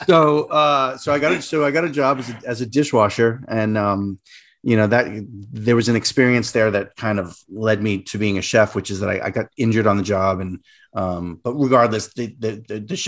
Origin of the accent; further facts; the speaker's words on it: Rhode Island, United States; moved away; also born or lived in New York; I grew up in Rhode Island, which is a really tiny state.